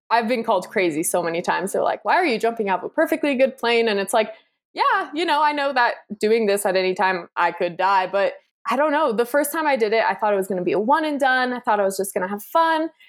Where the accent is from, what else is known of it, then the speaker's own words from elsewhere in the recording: United States; I'm American.